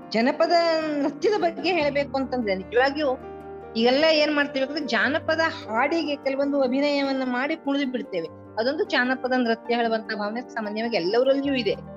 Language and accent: Kannada; Dundukuli, Karnataka, India; also born or lived in Sirsi taluk, Karnataka; ಕನ್ನಡ ಜಿಲ್ಲೆಯ ಕುಮಟಾ ತಾಲೂಕಿನ ದುಂಡುಕುಳಿ ಅನ್ನುವುದು ನನ್ನ ಹುಟ್ಟೂರು